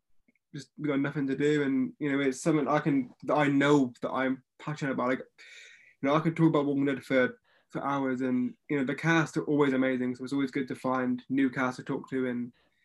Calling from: Plymouth, South West England, United Kingdom; It's called Plymouth. It's like down the bottom.

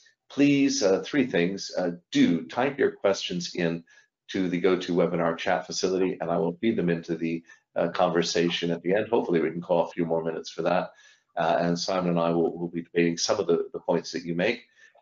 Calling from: London, United Kingdom; I'm dialing here from London

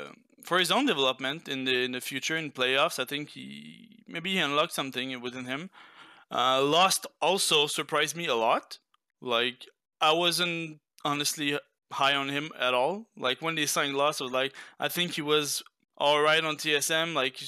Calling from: Quebec City, Quebec, Canada; I'm calling from Quebec City, Canada.

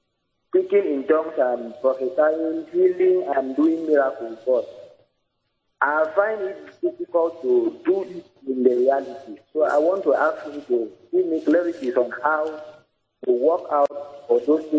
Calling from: Uyo, Akwa Ibom, Nigeria; I'm calling from Uyo.

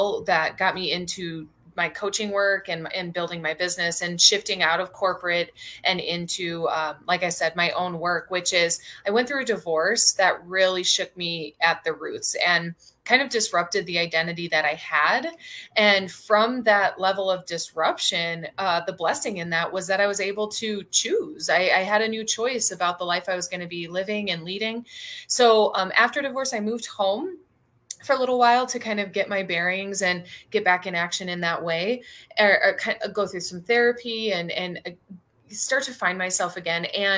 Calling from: Sedona, Arizona, United States; I am calling in from Sedona, Arizona today.

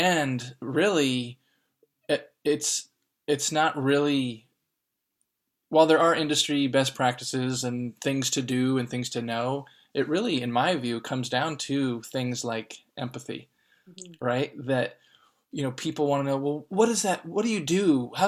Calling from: Oakland, California, United States; I'm calling in from Oakland, California.

